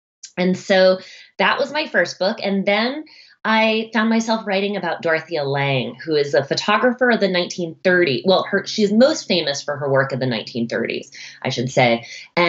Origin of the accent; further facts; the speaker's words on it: Boston, Massachusetts, United States; now in Seattle, United States; I grew up right outside of Boston, Massachusetts.